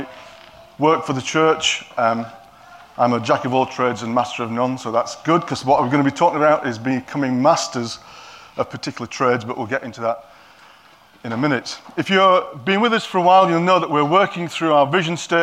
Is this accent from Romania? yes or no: no; Yorkshire and the Humber, United Kingdom; now in Cockermouth, United Kingdom; Because I'm a Yorkshireman, they probably don't understand my accent.